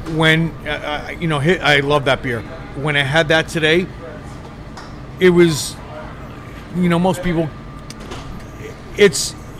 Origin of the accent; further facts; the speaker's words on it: New York, United States; we're from New York